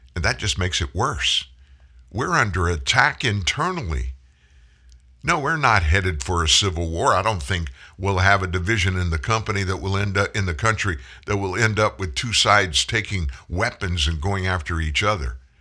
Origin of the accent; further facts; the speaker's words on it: South Louisiana, United States; I'm from South Louisiana.